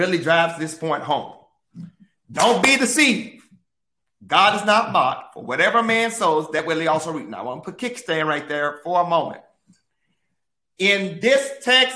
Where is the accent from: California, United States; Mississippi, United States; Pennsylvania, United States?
Mississippi, United States; I grew up in Mississippi